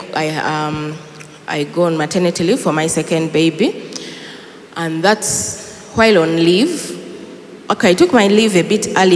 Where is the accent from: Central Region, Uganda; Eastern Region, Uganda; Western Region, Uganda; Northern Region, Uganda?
Western Region, Uganda; Kisoro; now in Kampala, Uganda; in our village, I come from Chisoro